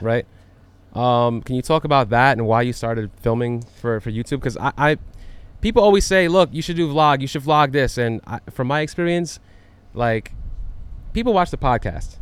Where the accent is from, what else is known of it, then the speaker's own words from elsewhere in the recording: New York, United States; I'm from New York